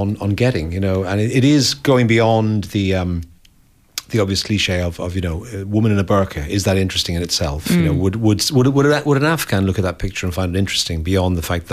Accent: Dublin, Leinster, Ireland; moved away as an adult; also born or lived in America / London; I grew up in Dublin and 60s, 70s

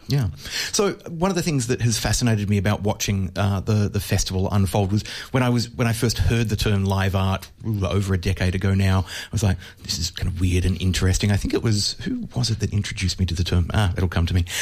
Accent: Australia; for me as an Australian, where we basically don't have nuclear power stations

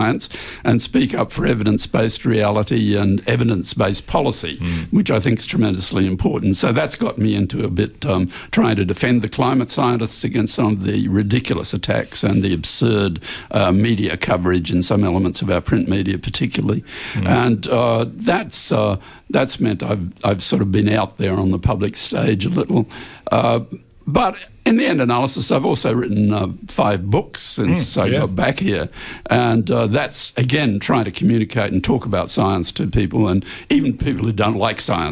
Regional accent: Australia; moved away as an adult; also born or lived in United States; I'd kind of left Australia after a bit of a fight at the Australian National University

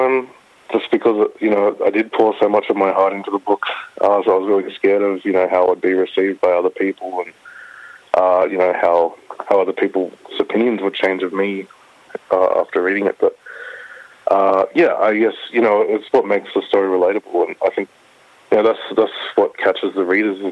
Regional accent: Bega, New South Wales, Australia; moved away; I grew up in Bagram, the far south coast, New South Wales

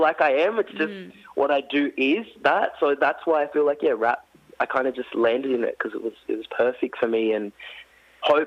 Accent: Orange, New South Wales, Australia; growing up in Orange, like regional Australia

